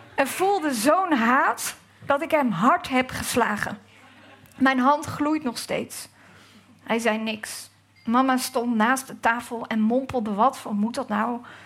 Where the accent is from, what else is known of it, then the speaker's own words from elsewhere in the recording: Gouda, South Holland, Netherlands; dat ik uit Gouda kom